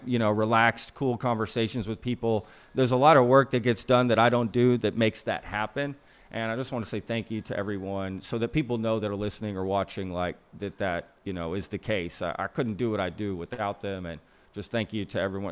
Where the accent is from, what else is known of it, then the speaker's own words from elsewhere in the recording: United States; I'm an American